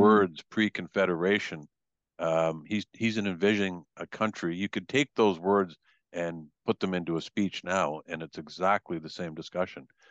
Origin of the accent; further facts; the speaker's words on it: Canada; I'm from Canada